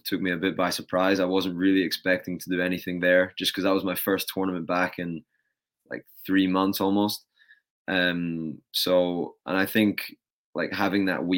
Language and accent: English; United Kingdom; moved away as an adult; now in United States; as a British tennis player